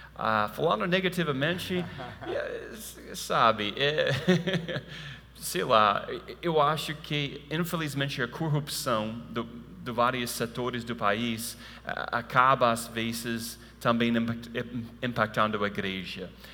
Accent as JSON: {"language": "Portuguese", "country": "United States", "second_language": "Portuguese", "moved": "yes", "said": "eu sei que eu sou americano"}